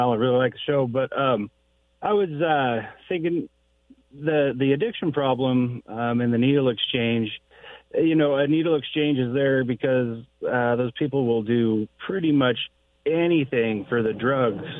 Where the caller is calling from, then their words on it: Arlington, Oregon, United States; from Arlington, Oregon.